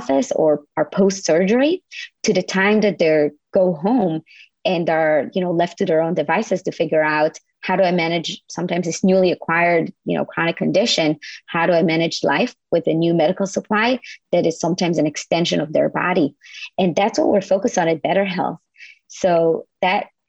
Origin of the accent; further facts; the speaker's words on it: Israel; moved away as an adult; now in United States; I'm from Israel originally.